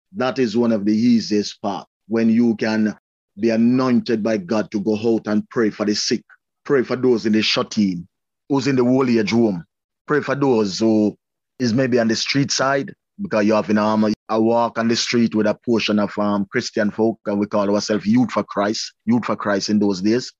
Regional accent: Spanish Town, Saint Catherine, Jamaica; also born or lived in Linstead, Jamaica; now in Canada; I was born in Spanish Town, and my father died and leave, me and my brother, at a tender age

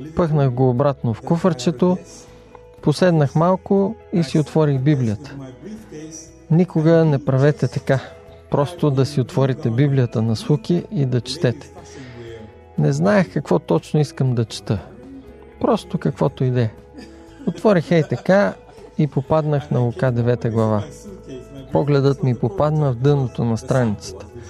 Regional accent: Jamaica; now in England; Израснах във ферма в Ямайка

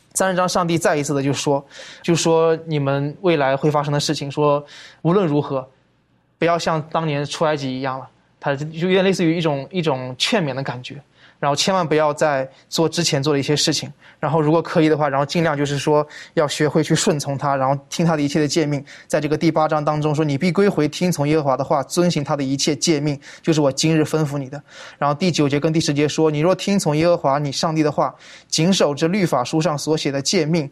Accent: China; 我们中国人说这个破镜难以重圆了

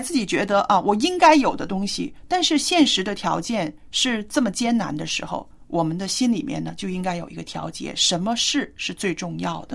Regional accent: China; 我们中国人

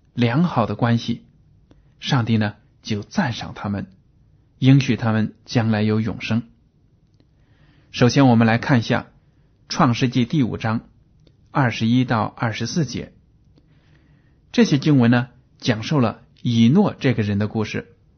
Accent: China; 我们中国人都知道，在我们的生活中呢，离不开“关系”这两个字

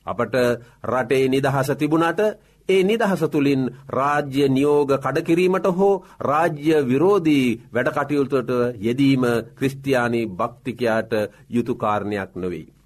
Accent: Sri Lanka; අප උපන් රට අපි මැරෙන රට ශ්‍රී ලංකාවයි.

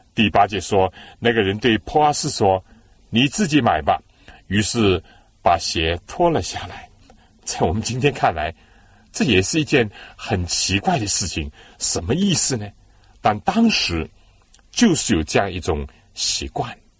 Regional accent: China; 我们中国人呢，很少是喝生水、冷水的

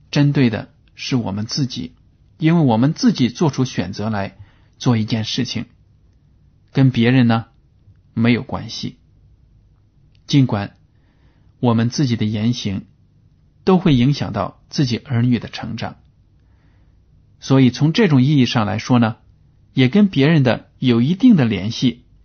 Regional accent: China; 就好比我们中国人听相声

